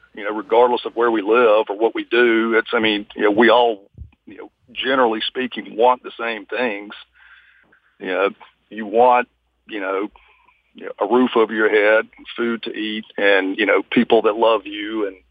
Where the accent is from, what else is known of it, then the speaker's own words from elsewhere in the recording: United States; it bothers me, especially as an American